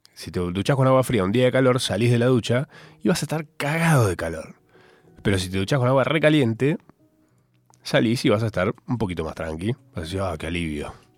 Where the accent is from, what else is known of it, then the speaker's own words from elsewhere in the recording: Capilla del Monte, Córdoba, Argentina; moved away as an adult; yo de chico viví en Capilla del Monte, Córdoba, hasta mis 19, y como buen cordobés